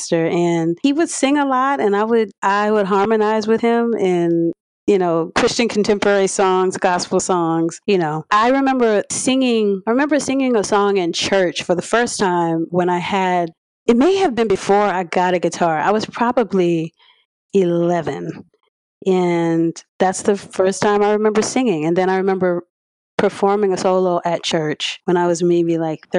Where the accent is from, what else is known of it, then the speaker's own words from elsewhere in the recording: Harvey, Louisiana, United States; I grew up in Harvey, and I recently moved from the West Bank, like 4 years ago or so. So yeah, I'm from the area. I'm a hometown girl